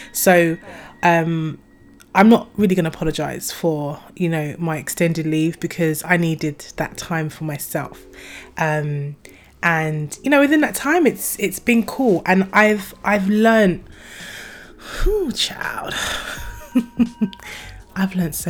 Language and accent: English; Croydon, London, United Kingdom; Croydon is my hometown